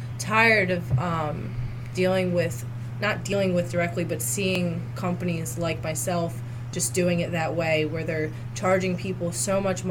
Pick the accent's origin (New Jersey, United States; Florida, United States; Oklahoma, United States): New Jersey, United States; Atlantic City; moved away; I'm from Atlantic City area